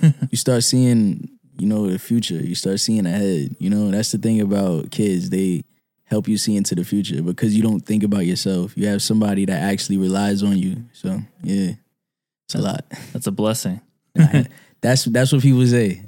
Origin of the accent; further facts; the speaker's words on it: New York City, New York, United States; I'm from Brooklyn, uh, Clinton Hill, Fort Greene